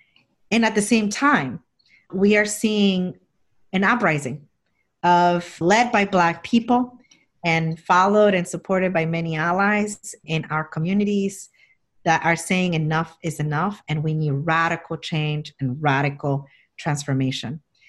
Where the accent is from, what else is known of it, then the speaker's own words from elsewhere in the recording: Jackson Heights, New York, United States; And where I grew up in Jackson Heights, Elmhurst Hospital became the first epicenter of the epicenter in New York and the country for the months of March and April.